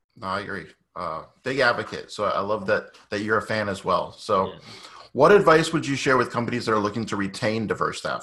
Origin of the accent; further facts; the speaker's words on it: Boston, Massachusetts, United States; originally from Boston